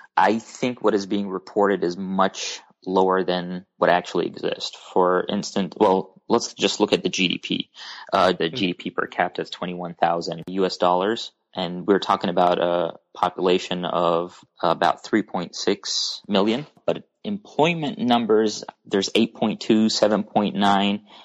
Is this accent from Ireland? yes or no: no; Oman; now in Kentucky, United States; I'm originally from Oman